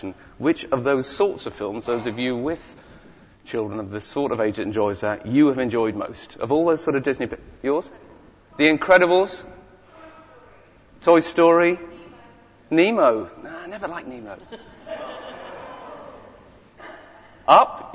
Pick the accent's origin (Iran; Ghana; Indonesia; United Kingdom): United Kingdom; Whitley Bay, North East England; moved away; I live just down the road. But that's not where I come from. I come from a town called Whitley Bay, okay, which is up in the northeast.